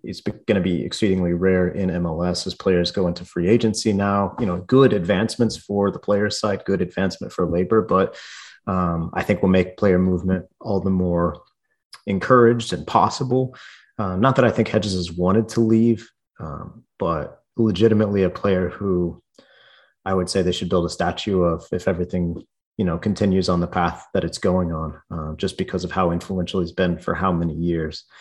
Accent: Fort Worth, Texas, United States; born or raised there; moved away as an adult; also born or lived in Kansas; now in Mexico

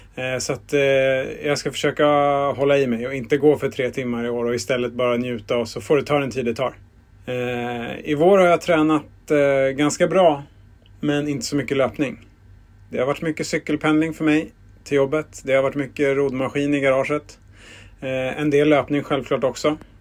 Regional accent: Stockholm, Stockholm County, Sweden; Jag är uppvuxen på Södermalm

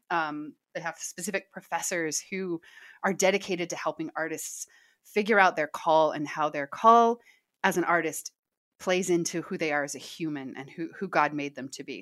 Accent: Kansas City, Missouri, United States; moved away as an adult; now in Southern California, United States; I'm from Kansas City.

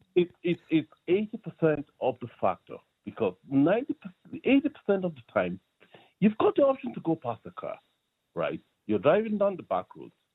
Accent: Nigeria; now in Ireland; I'm originally from Nigeria

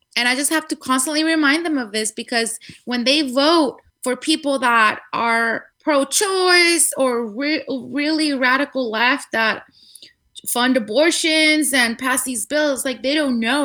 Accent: Guadalajara, Jalisco, Mexico; moved away as an adult; now in California, United States; I was born in the beautiful city of Guadalajara in Mexico. Jalisco. Um, yes, exactly. 100% Tapatia

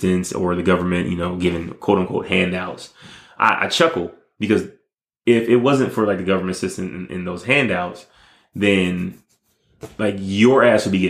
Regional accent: Detroit, Michigan, United States; moved away; also born or lived in Las Vegas, Nevada; I was growing up in Detroit, Michigan. Luckily, my grandparents, you know, took me from Detroit and moved me out to Las Vegas

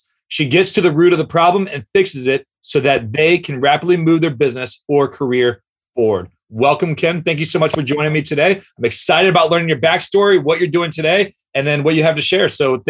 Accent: St. Louis, Missouri, United States; you're from my hometown of St. Louis

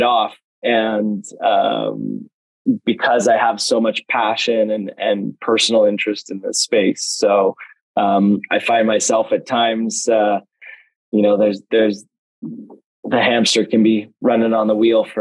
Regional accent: West Coast, Canada; I grew up on the West Coast

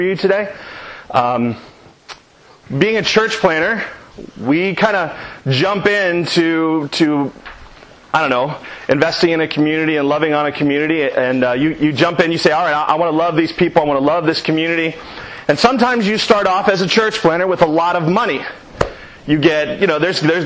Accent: Reynoldsburg, Ohio, United States; that's my hometown, that's where I'm from, that's where I lived

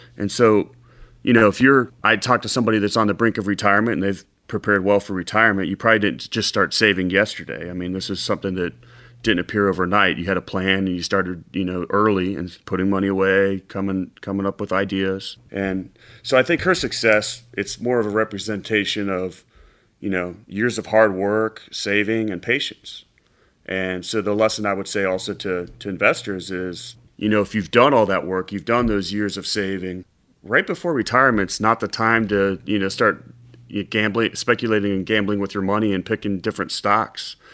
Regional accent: Cincinnati, Ohio, United States; I grew up in Cincinnati

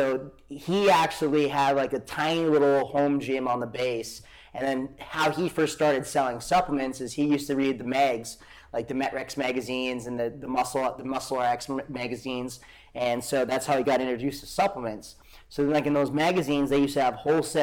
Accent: Great Falls, Montana, United States; moved away as an adult; also born or lived in Arizona / Kauai; It's always been Great Falls. Yeah, born and raised in Great Falls.

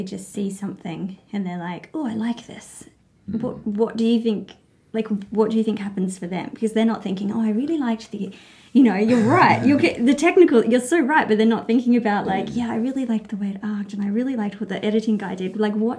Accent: England, United Kingdom; born there; I was born in England, so I'm born somewhere else, but what did I get? English, and then Australian.

